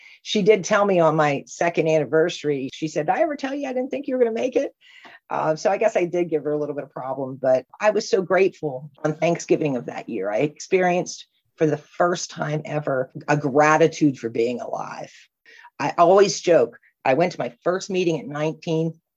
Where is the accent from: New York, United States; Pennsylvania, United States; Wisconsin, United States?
Pennsylvania, United States; Punxsutawney; I'm from Punxsutawney, Pennsylvania.